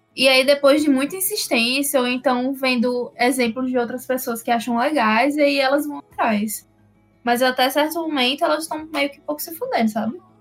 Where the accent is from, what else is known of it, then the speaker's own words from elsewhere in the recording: Northeast Region, Brazil; quando eu era pequena, eu também não achava tão legal ser nordestina